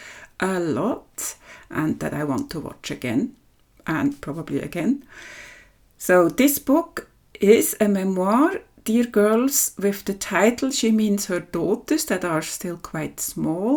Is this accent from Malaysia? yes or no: no; Switzerland; from Switzerland